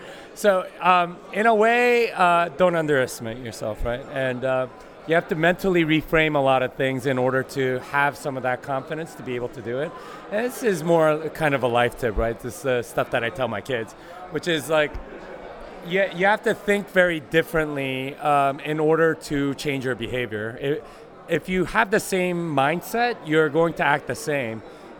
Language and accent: English; Austin, Texas, United States; I'm from Austin, Texas. I want people to know that I'm from Texas.